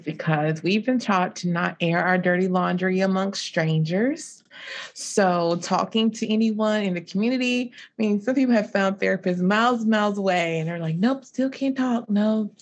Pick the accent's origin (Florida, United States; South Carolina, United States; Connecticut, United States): South Carolina, United States; Lowcountry of; also born or lived in Columbia, South Carolina; I'm from the low country of South Carolina, so near, like, Hilton Head and Beaufort